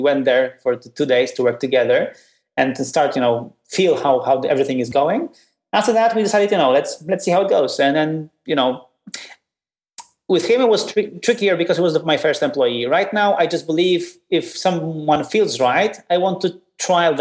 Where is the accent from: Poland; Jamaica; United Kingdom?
Poland; I'm from Poland